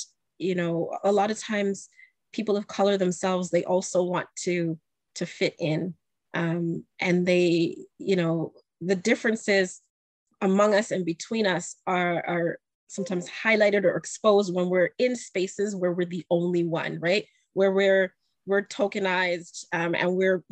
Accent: Canada; I'm also from Canada.

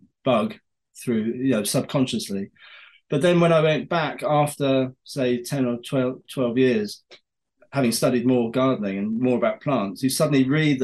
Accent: Porlock, South West England, United Kingdom; I grew up in Somerset, I spent my teenage years in Porlock in Somerset.

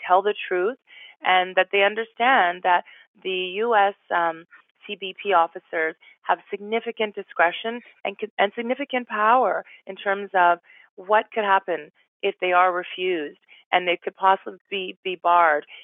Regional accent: Canada; we're Canadians

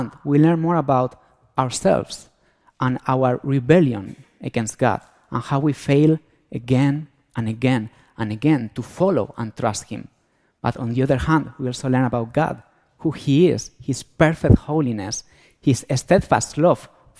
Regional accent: Spain; accent: Antonio Banderas accent; moved away; I'm from Spain, so that's why I have this Antonio Banderas accent

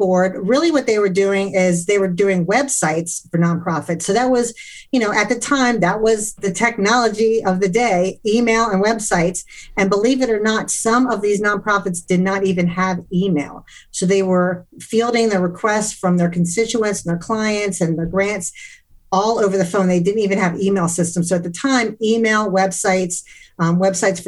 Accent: D.C. area, Maryland, United States; now in Atlanta, United States; I'm from the Maryland, D.C. area

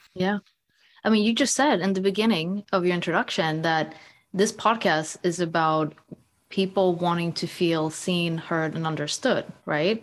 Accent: Sweden; moved away as an adult; also born or lived in United States; now in London, United Kingdom; So I grew up in Sweden. I was born and raised in Sweden

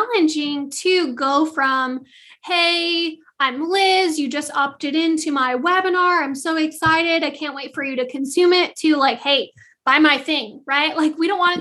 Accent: Michigan, United States; also born or lived in Southeast US; now in Southeast, United States; I'm originally from Michigan, so I have plenty of Christmases with snow

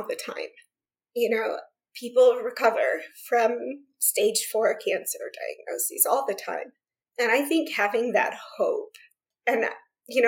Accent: Central Florida, United States; moved away as an adult; now in Idaho, United States; growing up in Florida

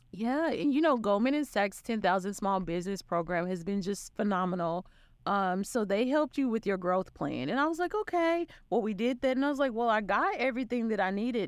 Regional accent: Arkansas, United States; also born or lived in Florida / Charlotte; now in Dallas, United States; I'm from Arkansas and, um, you can, you can hear in the accent

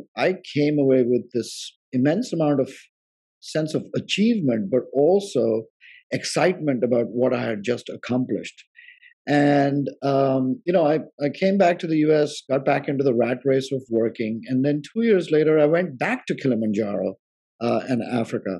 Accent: India; moved away; growing up in India, you know, I went on road trips with my parents

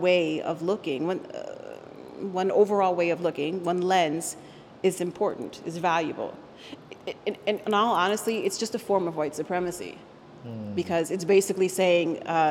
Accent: Arlington, Virginia, United States; first language Spanish; English is a second language; also born or lived in Puerto Rico; I was raised in Arlington, Virginia, but by a certain age, I decided that I needed to be able to go back and have a relationship with my birthplace, you know, Puerto Rico.

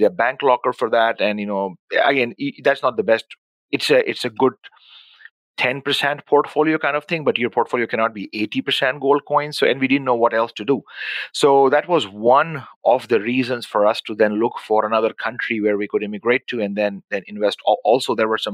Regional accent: Pakistan; moved away as an adult; also born or lived in Dubai / Abu Dhabi; now in Winnipeg, Canada; born and raised in Pakistan

